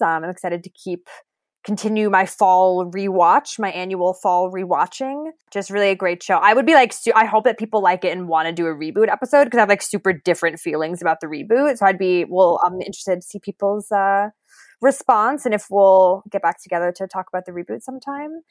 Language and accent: English; Connecticut, United States; my hometown in Connecticut was only three thousand people